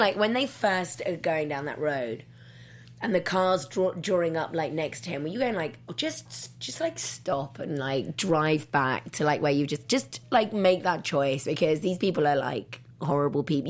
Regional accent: England, United Kingdom; moved away; I'm from England

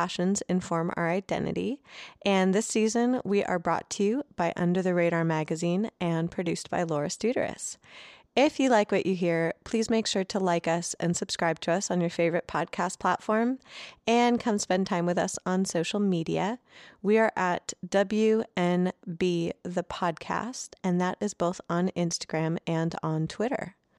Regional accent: Los Angeles, California, United States; being from L.A.

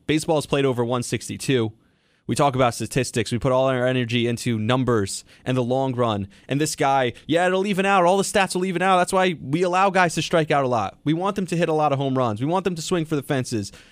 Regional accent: New York, United States; as a New Yorker

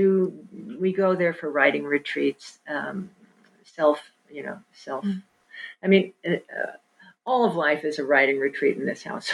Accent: Kansas City, United States; also born or lived in New York; I grew up in Kansas City

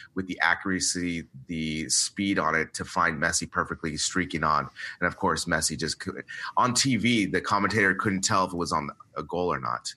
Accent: United States; we're both American.

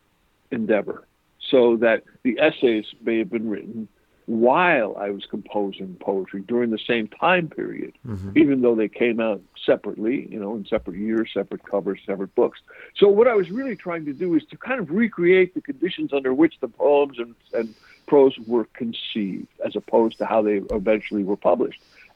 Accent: New York City, New York, United States; also born or lived in Zaire; I grew up in Queens, New York

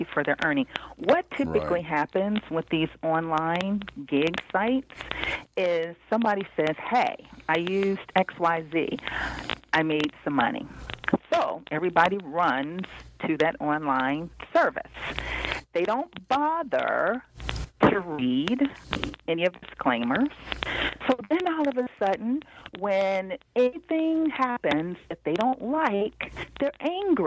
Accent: Cincinnati, Ohio, United States; now in Washington, D.C., United States; I grew up in Cincinnati, Ohio. I've been in the D.C. area for blah, blah, blah, many years.

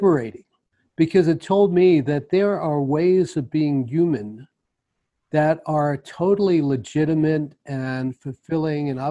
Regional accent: New York, United States; I grew up in New York

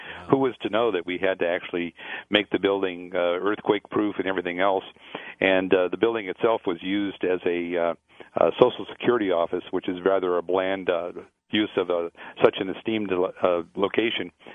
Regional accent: Las Vegas, Nevada, United States; I grew up here in Las Vegas in the 50s and 60s

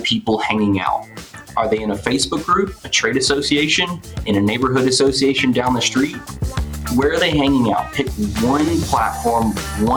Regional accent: Memphis, Tennessee, United States; moved away; I'm from Memphis originally

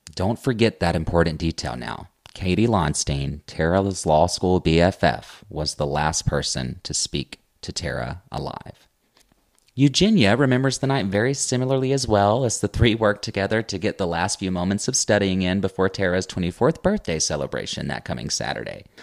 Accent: Baxley, Georgia, United States; now in Athens, United States; every time I drive four hours south to my hometown, Baxley

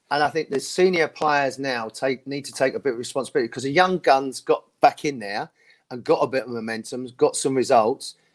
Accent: London, United Kingdom; North London. I was born in Islington, Stoke

